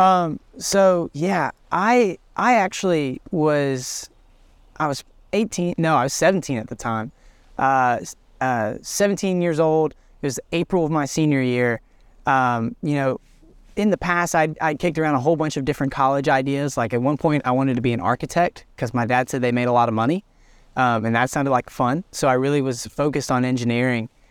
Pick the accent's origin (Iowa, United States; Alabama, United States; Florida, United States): Alabama, United States; Trussville; also born or lived in Australia; I grew up in Trustville